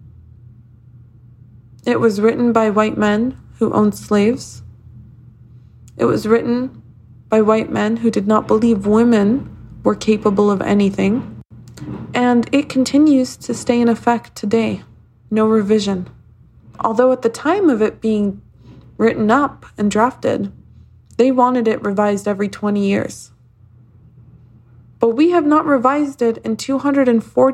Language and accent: English; United States; I, as an American woman